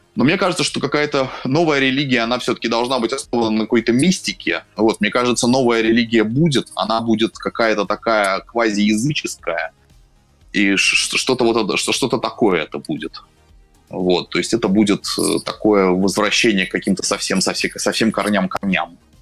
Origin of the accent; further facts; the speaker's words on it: Saint Petersburg, Russia; moved away as an adult; also born or lived in Berlin, Germany; now in Moscow, Russia; я сам из Петербурга